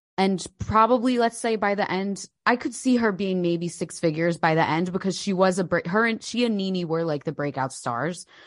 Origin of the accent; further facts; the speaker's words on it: New Jersey, United States; moved away as an adult; now in United Kingdom; I'm from New Jersey